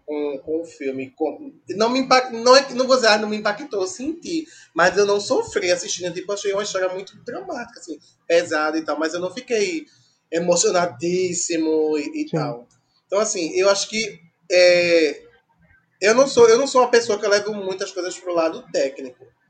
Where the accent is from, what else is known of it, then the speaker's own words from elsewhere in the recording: Brazil; a gente é brasileiro